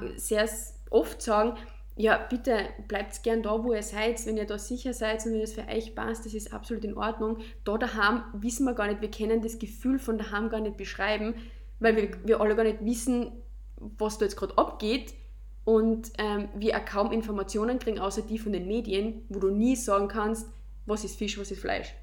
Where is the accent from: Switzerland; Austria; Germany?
Austria; in unsere Heimat